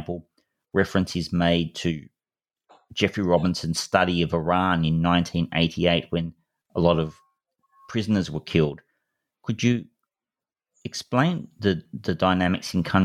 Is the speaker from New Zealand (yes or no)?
no; Australia; as an Australian